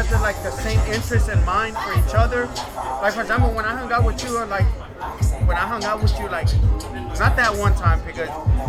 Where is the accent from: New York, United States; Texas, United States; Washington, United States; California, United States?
Texas, United States; Houston; We grew up in Second Ward, right?